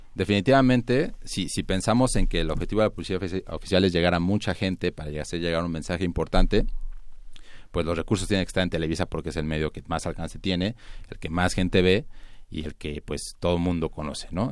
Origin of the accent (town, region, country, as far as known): Mexico